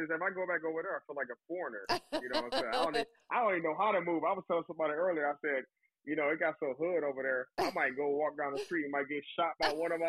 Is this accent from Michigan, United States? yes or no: yes; Detroit, Michigan, United States; moved away as an adult; also born or lived in Southern California; now in California, United States; I'm out here in the Southern California with this bipolar weather. You know what it is. But I grew up in Detroit, though.